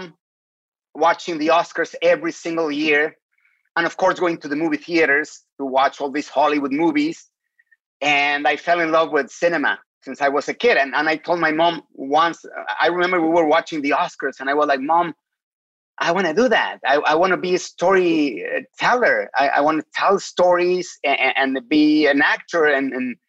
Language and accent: English; Mexico City, Mexico; English is a second language; moved away as an adult; now in United States; I was born and raised in Mexico City